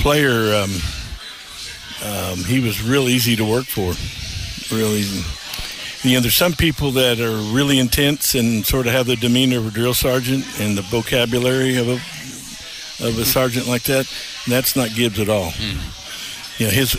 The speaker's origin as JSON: {"language": "English", "town": "Tulsa", "region": "Oklahoma", "country": "United States", "tie": "born or raised there", "moved": "as an adult", "lives_now": "Harrison, United States", "said": "I grew up in Tulsa"}